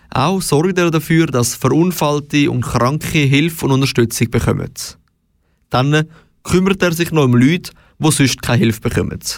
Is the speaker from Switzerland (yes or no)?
yes; Switzerland